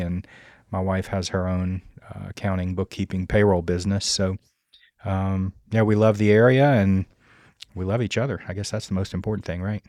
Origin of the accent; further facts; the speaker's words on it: Louisiana, United States; moved away as an adult; now in Virginia, United States; I'm originally from Louisiana